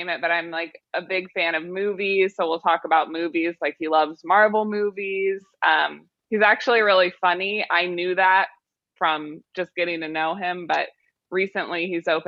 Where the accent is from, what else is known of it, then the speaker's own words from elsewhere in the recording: Missouri, United States; now in New York, United States; I'm from Missouri, but I live in New York now.